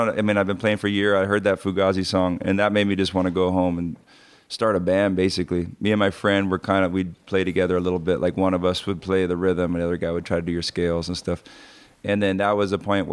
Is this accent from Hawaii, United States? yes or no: yes; North Shore, Hawaii, United States; growing up in Hawaii on the North Shore.